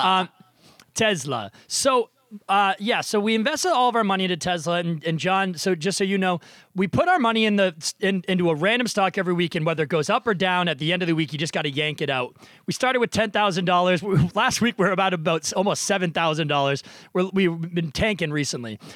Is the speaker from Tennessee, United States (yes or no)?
no; Nashua, New Hampshire, United States; moved away; I am also recording from my hometown, uh, childhood basement in Nashua, New Hampshire.